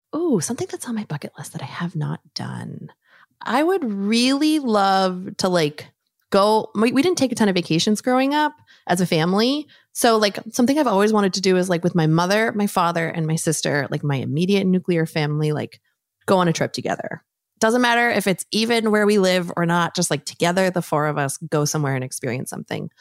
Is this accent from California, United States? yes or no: yes; San Diego, California, United States; I grew up in San Diego